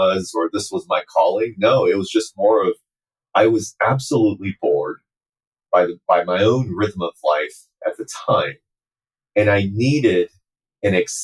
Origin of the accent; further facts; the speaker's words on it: Uijeongbu, Gyeonggi Province, South Korea; I grew up in South Korea. I grew up in a very small town called Wijeonbu.